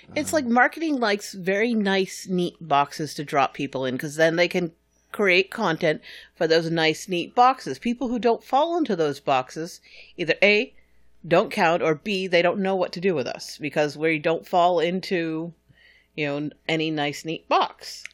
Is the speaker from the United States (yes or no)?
yes; New Hampshire, United States; now in Texas, United States